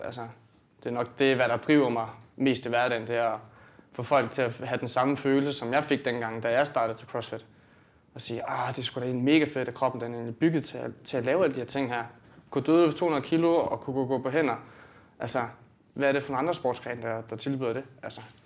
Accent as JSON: {"language": "Danish", "town": "Sønderborg", "region": "Southern Denmark", "country": "Denmark", "said": "jeg kommer ned fra Sønderborg"}